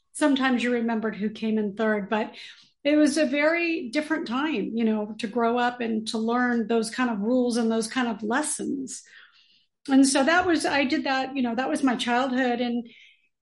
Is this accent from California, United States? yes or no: yes; Los Angeles, California, United States; I'm a native LA girl, born and raised in California